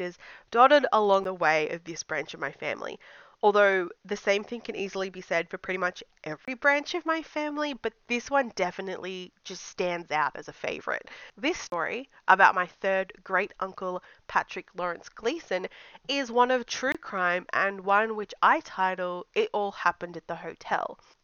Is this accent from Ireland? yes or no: no; Australia; I'm a blogger from Australia